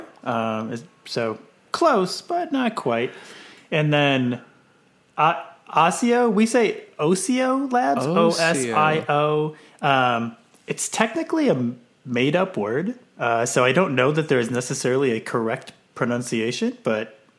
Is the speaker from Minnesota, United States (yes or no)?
yes; Stillwater, Minnesota, United States; I grew up in Stillwater, Minnesota. So not too far from where I live now in Minneapolis.